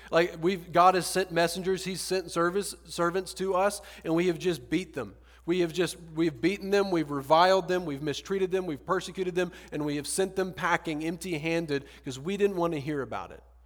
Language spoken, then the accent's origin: English; Deep South, United States; moved away as an adult; now in Austin, United States; I'm from the Deep South Bible Belt